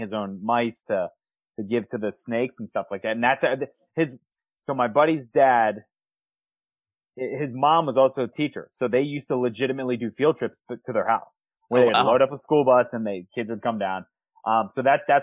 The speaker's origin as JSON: {"language": "English", "area": "Howard County", "region": "Maryland", "country": "United States", "tie": "born or raised there", "said": "I grew up in Howard County"}